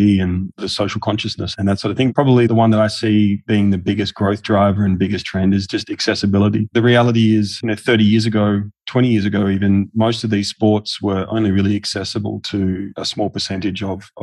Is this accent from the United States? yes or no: no; Australia; accent: Australian; moved away as an adult; also born or lived in Singapore; now in United Arab Emirates; I'm Australian, as you can tell by my accent.